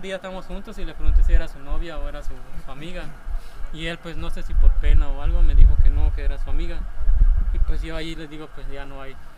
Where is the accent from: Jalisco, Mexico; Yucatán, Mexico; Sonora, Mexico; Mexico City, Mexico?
Yucatán, Mexico; Hacienda Chuncaná; now in Homún, Mexico; soy de la hacienda de Chuncaná